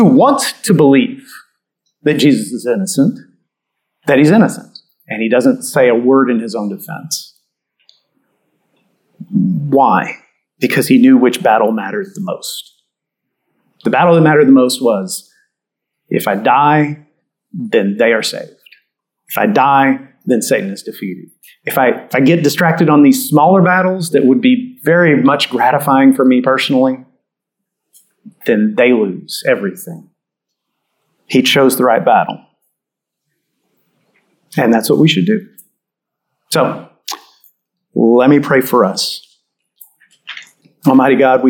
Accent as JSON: {"language": "English", "region": "Catholic part of Texas", "country": "United States", "tie": "born or raised there", "said": "I grew up in Catholic part of Texas"}